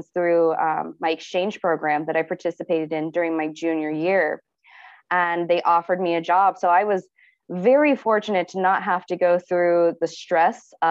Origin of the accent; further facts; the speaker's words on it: Ohio, United States; moved away as an adult; now in Tokyo, Japan; I am from Ohio State in the United States of America